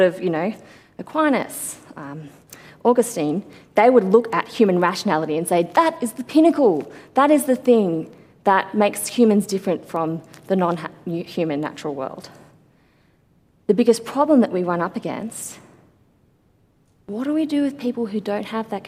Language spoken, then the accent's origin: English; Sydney, New South Wales, Australia; growing up in the church that I grew up in Sydney